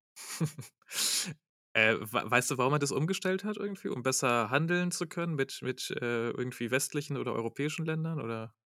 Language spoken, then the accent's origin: German; Germany; als Deutscher